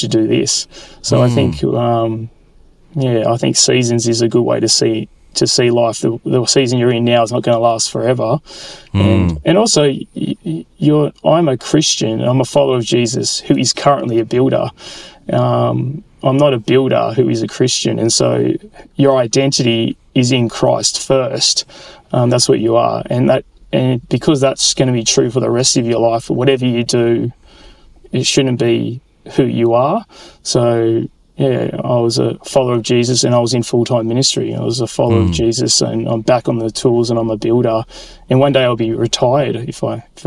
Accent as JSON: {"language": "English", "town": "Sydney", "region": "New South Wales", "country": "Australia", "tie": "born or raised there", "said": "the church I grew up in Sydney"}